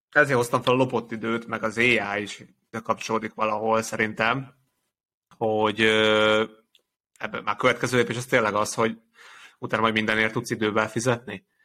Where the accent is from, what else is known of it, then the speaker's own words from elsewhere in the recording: Hungary; Ugye magyarként